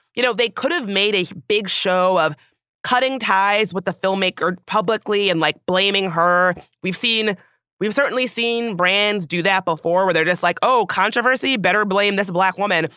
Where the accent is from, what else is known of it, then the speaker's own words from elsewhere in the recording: the South, United States; growing up in the South